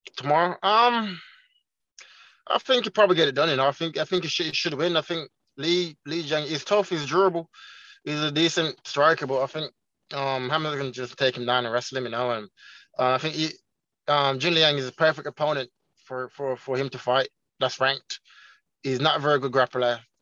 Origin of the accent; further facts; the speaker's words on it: Birmingham, West Midlands, United Kingdom; first language Jamaican Patois; also born or lived in Jamaica; my hometown Birmingham